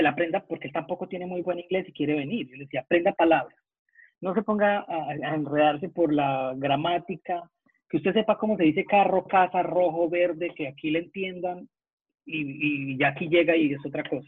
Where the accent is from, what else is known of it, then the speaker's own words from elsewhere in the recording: San Gil, Santander, Colombia; moved away as an adult; now in Melbourne, Australia; de mi pueblo, de donde yo soy, de San Gil Santander